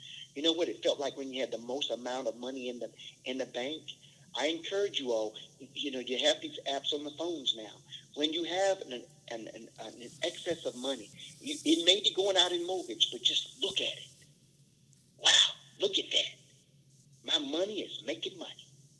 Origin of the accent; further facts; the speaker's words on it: the South, United States; Again, we grew up in the South, and there were flies and mosquitoes